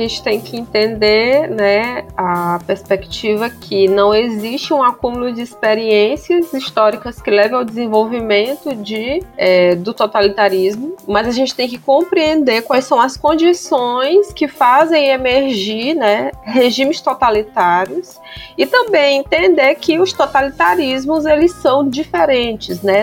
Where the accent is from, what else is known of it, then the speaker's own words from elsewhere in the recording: Bacabal, Maranhão, Brazil; eu sou do interior do Maranhão, gente. sou de Bacabal, viu?